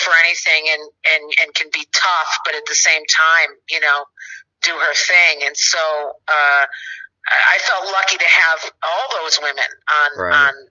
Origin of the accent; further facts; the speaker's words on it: Chicago, Illinois, United States; accent: Chicago; moved away; Finally got to shoot in my hometown